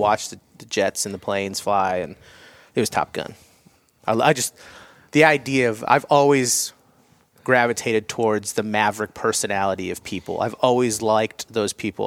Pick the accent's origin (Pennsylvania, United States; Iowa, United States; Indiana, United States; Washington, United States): Iowa, United States; moved away; also born or lived in Colorado; I grew up in Iowa, it's flat.